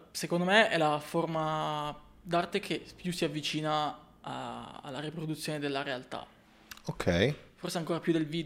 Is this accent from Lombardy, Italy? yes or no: yes; Milan, Lombardy, Italy; also born or lived in Corsico; posso dire di essere un fotografo milanese. Vivo a Corsico